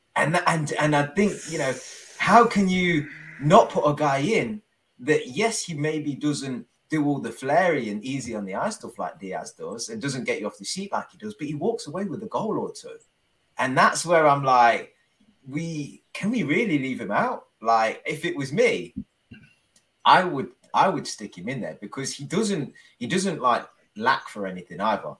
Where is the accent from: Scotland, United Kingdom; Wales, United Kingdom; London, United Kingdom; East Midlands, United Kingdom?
East Midlands, United Kingdom; Leicester; I'm from Leicester